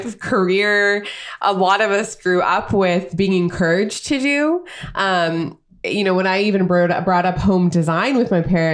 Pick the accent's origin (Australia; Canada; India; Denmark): India; moved away; the women that I grew up with in India